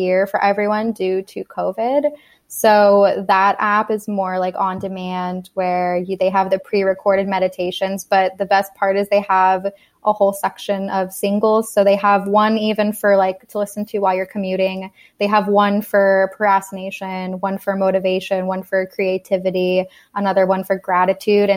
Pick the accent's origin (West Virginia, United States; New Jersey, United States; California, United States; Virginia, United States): California, United States; Monterey; now in San Francisco, United States; I am from Monterey, California, which is about 3 hours south of here